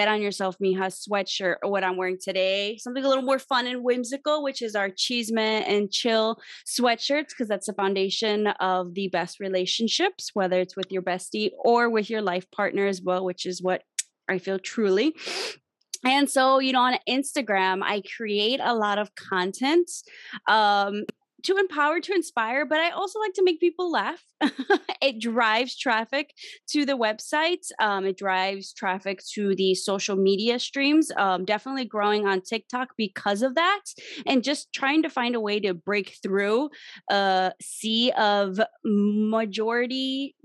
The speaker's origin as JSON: {"language": "English", "town": "Chicago", "region": "Illinois", "country": "United States", "said": "I am from Chicago, specifically the Little Village neighborhood on the South Side."}